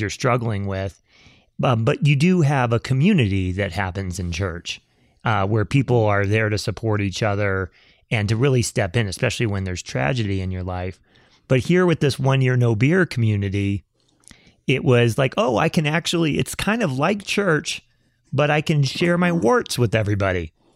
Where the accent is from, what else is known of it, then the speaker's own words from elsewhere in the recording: the South, United States; both you and I grew up in the South and we both went to church.